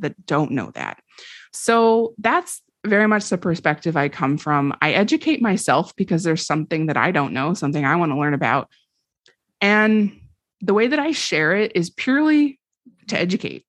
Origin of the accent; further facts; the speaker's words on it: Vermont, United States; moved away as an adult; also born or lived in Washington, D.C.; I grew up in Vermont